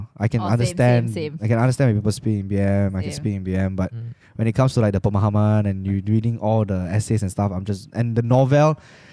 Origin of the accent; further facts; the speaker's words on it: Malaysia; I'm a Malaysian citizen